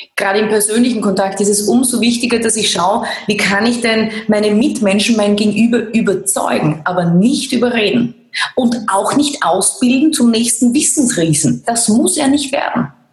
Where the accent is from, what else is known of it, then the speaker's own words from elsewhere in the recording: Laßnitzhöhe, Styria, Austria; ich bin ja aus der Lassnitzhöhe. Das ist, äh, also ich bin ein Landei, kann man richtig sagen. Ich bin am Land groß geworden.